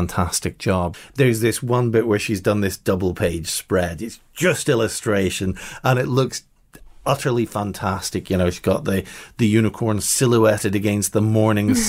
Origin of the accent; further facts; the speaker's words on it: Northern Ireland, United Kingdom; growing up in Northern Ireland